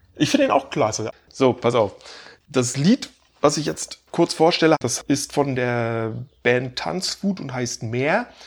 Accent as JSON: {"language": "German", "region": "Baltic Sea coast", "country": "Germany", "tie": "born or raised there", "moved": "yes", "said": "meine Heimat erinnert, also äh, an der Ostsee, in der ich eben jetzt seit 20 Jahren nicht mehr lebe"}